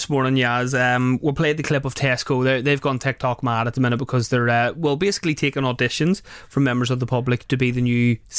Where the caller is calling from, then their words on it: Northern Ireland, United Kingdom; I'm calling from Northern Ireland from a radio station called Q Radio.